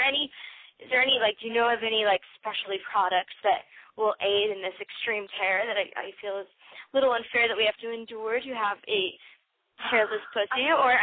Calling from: Las Vegas, Nevada, United States; I am 23 from Las Vegas.

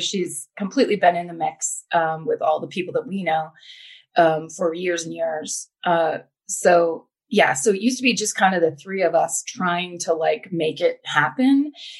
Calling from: Los Angeles, California, United States; also born or lived in Burbank; I am calling from Los Angeles, from the Valley. Nice. I used to live in Burbank, and then I moved into the Valley proper

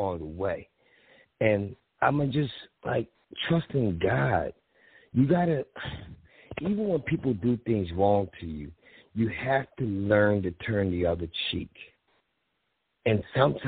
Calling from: Philadelphia, Pennsylvania, United States; I'm calling from Philly.

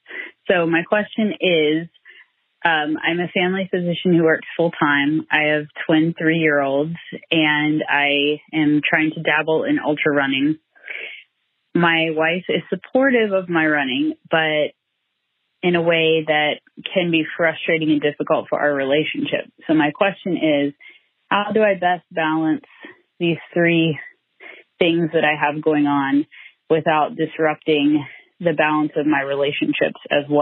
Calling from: Long Beach, California, United States; I'm from Long Beach, California.

